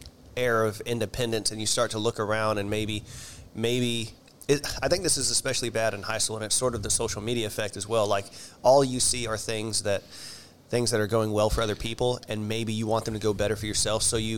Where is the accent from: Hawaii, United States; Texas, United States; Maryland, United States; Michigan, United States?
Texas, United States; born there; And I was actually born in Texas, you know, so.